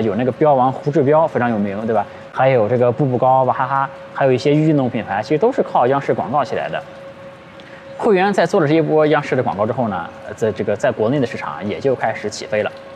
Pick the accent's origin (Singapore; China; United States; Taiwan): China; 我们中国人